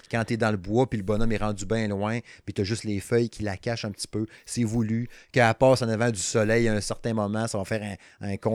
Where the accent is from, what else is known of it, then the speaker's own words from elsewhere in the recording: Quebec, Canada; accent: Saguenay; Euh, de medium, hein, avec mon excellent accent, n'est-ce pas? L'accent du Saguenay, hein.